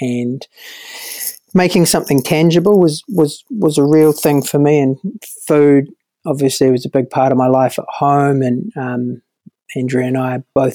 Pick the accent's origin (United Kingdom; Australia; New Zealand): New Zealand